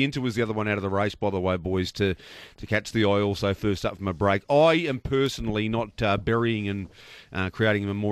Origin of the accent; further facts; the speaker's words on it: Geelong, Victoria, Australia; Geelong because it's my hometown.